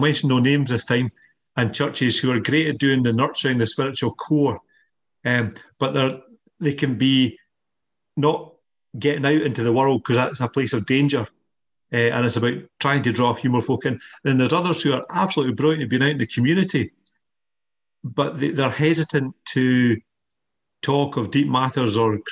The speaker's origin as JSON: {"language": "English", "region": "Scotland", "country": "United Kingdom", "said": "we're Scottish"}